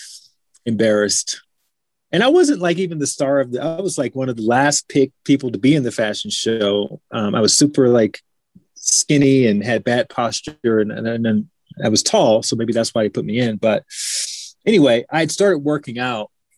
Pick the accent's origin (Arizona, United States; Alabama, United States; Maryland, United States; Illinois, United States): Alabama, United States; moved away as an adult; also born or lived in Washington, D.C. / Chicago; I'm from Alabama. I grew up in Alabama.